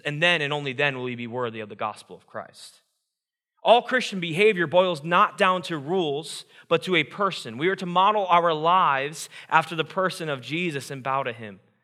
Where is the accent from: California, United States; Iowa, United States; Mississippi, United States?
Iowa, United States; I grew up born and raised in Iowa, Iowa proud